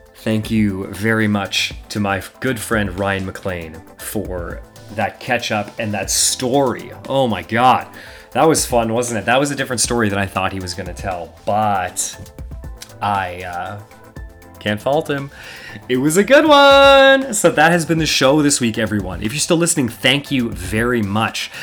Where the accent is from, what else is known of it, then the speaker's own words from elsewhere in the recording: Canada; I am Canadian